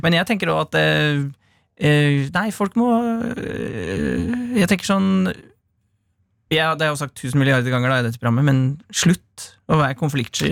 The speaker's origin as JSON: {"language": "Norwegian", "area": "Gard", "region": "Innlandet", "country": "Norway", "said": "Jeg kommer fra Gard"}